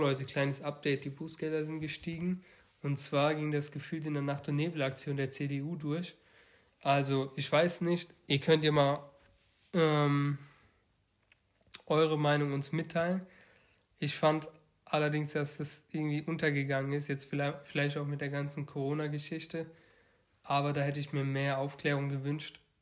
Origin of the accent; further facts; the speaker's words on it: Baden-Württemberg, Germany; wir kommen ja aus dem Bundesland Baden-Württemberg